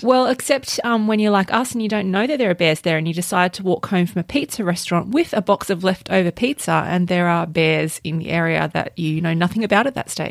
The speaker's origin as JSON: {"language": "English", "country": "Australia", "said": "we're Australian."}